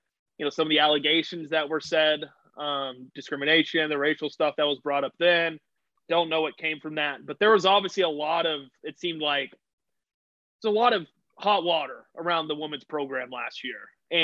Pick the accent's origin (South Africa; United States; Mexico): United States; Edmond, Oklahoma; I'm from Edmond.